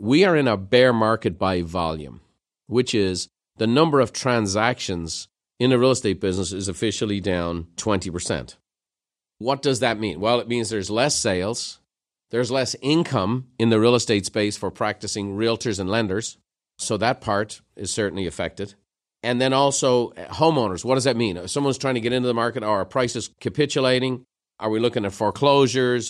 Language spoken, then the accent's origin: English; Dublin, Leinster, Ireland; moved away; growing up in Dublin